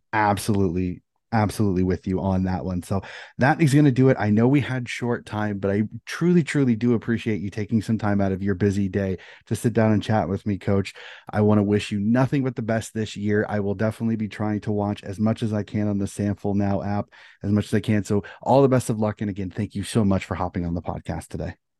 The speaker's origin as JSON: {"language": "English", "country": "United States", "said": "as an American"}